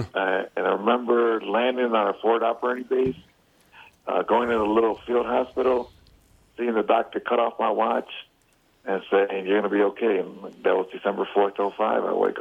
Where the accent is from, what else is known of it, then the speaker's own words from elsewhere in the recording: Chicago, Illinois, United States; Well, I'm from Chicago, so I'm White Sox.